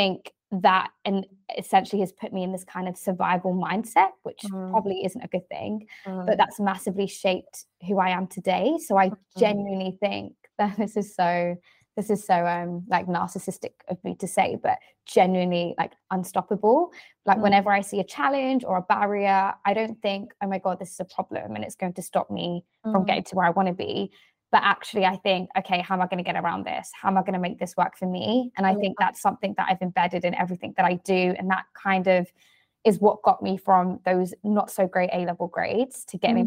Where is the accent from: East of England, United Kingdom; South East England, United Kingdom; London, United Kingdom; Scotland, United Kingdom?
London, United Kingdom; I am born and raised in London, specifically in the southeast in Greenwich